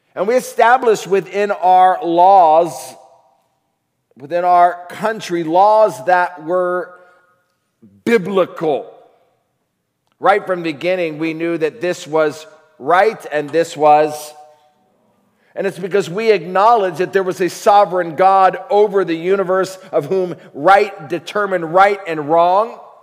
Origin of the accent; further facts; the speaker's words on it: United States; also born or lived in Africa; we are American.